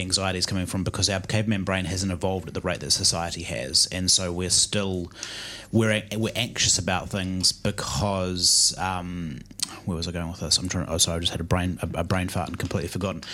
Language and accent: English; New Zealand; our high school in New Zealand, growing up in New Zealand